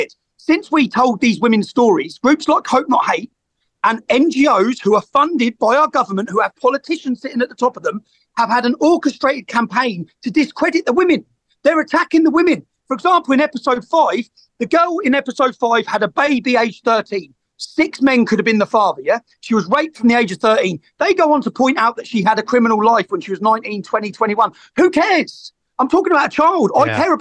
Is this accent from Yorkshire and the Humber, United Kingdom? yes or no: no; Luton, East of England, United Kingdom; I grew up in Luton